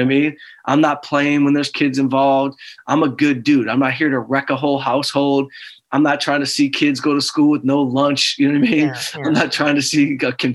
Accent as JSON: {"language": "English", "town": "Detroit", "region": "Michigan", "country": "United States", "tie": "born or raised there", "moved": "as an adult", "lives_now": "Los Angeles, United States", "said": "We're both from Detroit"}